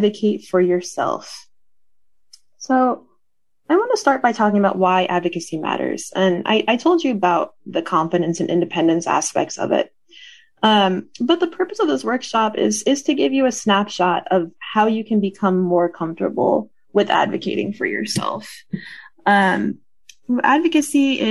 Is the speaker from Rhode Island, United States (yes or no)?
no; Connecticut, United States; now in Pennsylvania, United States; I'm originally from Connecticut, so not too far, but I grew up in the heart of New England.